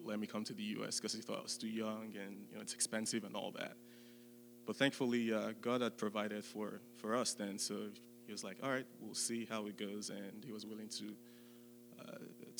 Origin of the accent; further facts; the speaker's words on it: Nigeria; moved away as an adult; now in West Lafayette, United States; I was born in Nigeria. I grew up in Nigeria for the first 18 years